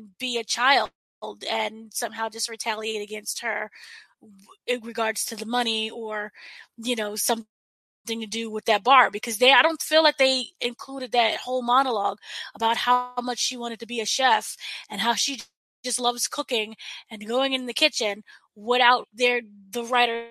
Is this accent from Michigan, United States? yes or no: no; New York, United States; I'm from New York